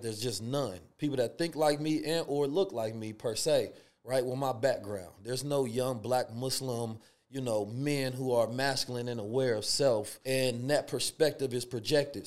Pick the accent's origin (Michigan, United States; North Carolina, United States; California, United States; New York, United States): California, United States; Oakland; also born or lived in St. Louis, Missouri; growing up in Oakland, California, and Saint Louis